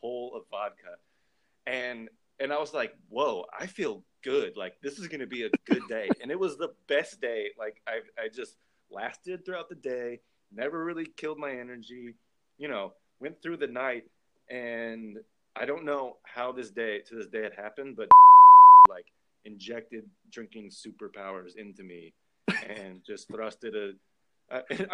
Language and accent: English; Indiana, United States; I'm from Indiana and Purdue.